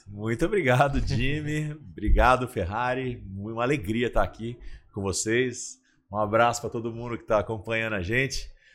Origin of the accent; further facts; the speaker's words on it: Ribeirão Preto, São Paulo, Brazil; now in Catanduva, Brazil; eu nasci em São Paulo, mas com dois anos de idade, assim, minha, meus pais foram para Ribeirão Preto para me criar lá numa cidade interior